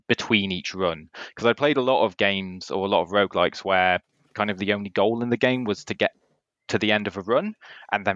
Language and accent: English; Hope Valley, Peak District, East Midlands, United Kingdom; now in Cambridge, United Kingdom; I come from the Hope Valley originally, up in the Peak District, which is where I entered this world. And then I now live in Cambridge.